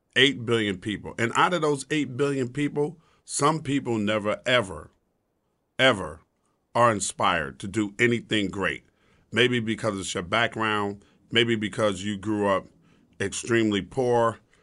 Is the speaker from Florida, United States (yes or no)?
no; New York City, New York, United States; also born or lived in Brooklyn, New York; I was born in Brooklyn in Cumberland Hospital, and not moved the, out to the suburb of Queens